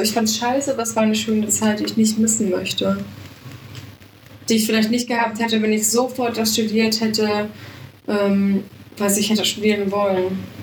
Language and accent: German; Munich, Bavaria, Germany; ich komme aus München